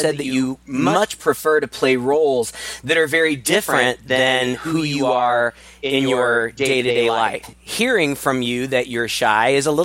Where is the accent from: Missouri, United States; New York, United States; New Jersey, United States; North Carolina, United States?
Missouri, United States; Kirksville; we're both from Missouri, and that's where we met is in my hometown of Kirksville, Missouri